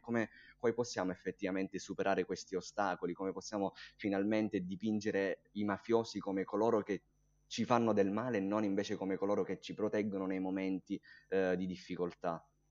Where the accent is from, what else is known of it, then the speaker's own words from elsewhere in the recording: Linguaglossa, province of Catania, Sicily, Italy; io vengo da un, da un paese siciliano